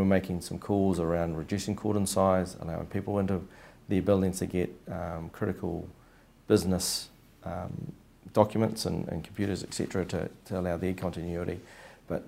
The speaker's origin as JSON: {"language": "English", "region": "Wellington", "country": "New Zealand", "tie": "born or raised there", "moved": "as an adult", "lives_now": "Christchurch, New Zealand", "said": "Growing up in Wellington in the 80s, there was lots of holes in the ground"}